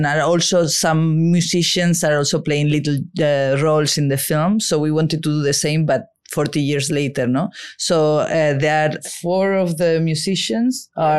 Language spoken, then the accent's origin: English; Seville, Andalusia, Spain; I am from Sevilla